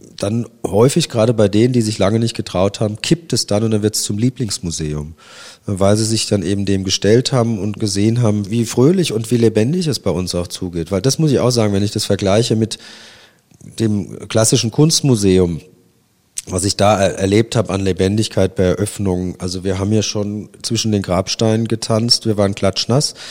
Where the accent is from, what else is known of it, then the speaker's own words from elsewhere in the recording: Worms, Rhineland-Palatinate, Germany; now in Kassel, Germany; meiner Heimatstadt Worms